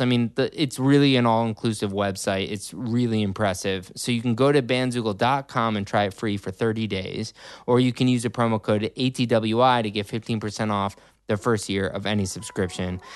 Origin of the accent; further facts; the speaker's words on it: Riverwoods, United States; I grew up in River Woods